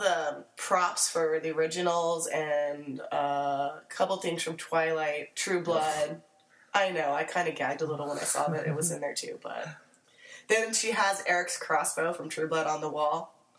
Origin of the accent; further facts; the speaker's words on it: California, United States; I'm from California.